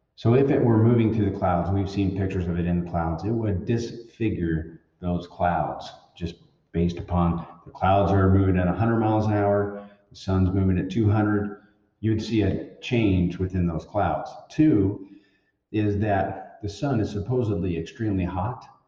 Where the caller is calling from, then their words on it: Montana, United States; I'm calling from Montana